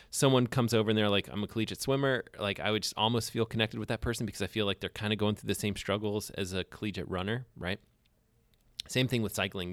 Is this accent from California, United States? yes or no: no; Alabama, United States; moved away; I grew up in Alabama